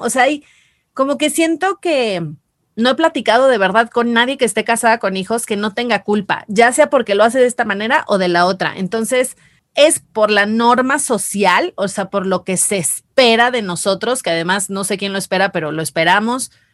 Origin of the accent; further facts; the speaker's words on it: Mazatlán, Sinaloa, Mexico; yo soy de Mazatlán